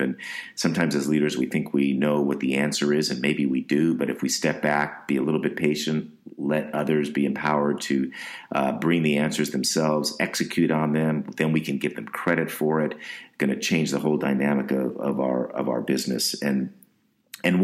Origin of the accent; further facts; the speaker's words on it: West Coast, United States; I grew up on the West Coast